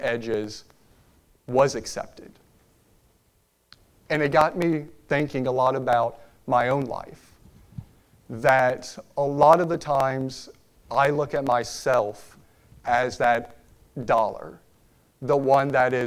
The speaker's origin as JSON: {"language": "English", "town": "Richmond", "region": "Virginia", "country": "United States", "moved": "as an adult", "lives_now": "Lynchburg, United States", "said": "my wife and I, we are both originally from Richmond, Virginia, and we have called Lynchburg, Virginia home for the last 10 years"}